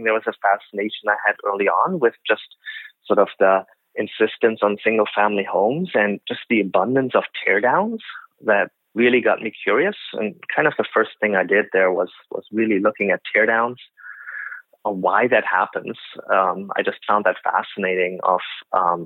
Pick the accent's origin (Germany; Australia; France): Germany; moved away as an adult; also born or lived in Calgary, Canada; now in Vancouver, Canada; I grew up in Germany